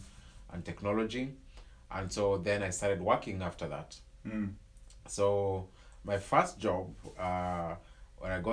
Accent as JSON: {"language": "English", "region": "Nairobi", "country": "Kenya", "tie": "born or raised there", "said": "I was born and raised in Kibera, in Kibera slum"}